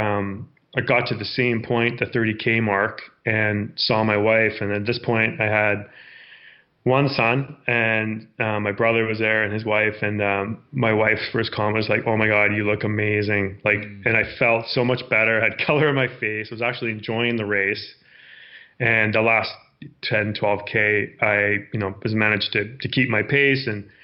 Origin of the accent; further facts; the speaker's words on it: Victoria, British Columbia, Canada; I grew up in Victoria, BC, so lots of amazing trails and terrain to run there.